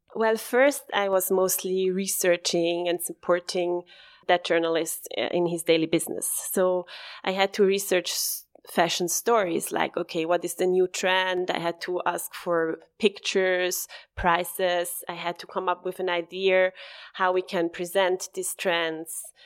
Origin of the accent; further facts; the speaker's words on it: Bassersdorf, Zurich, Switzerland; I'm born and raised in Bassersdorf. It's, um, a town next to Flughafen, like next to the airport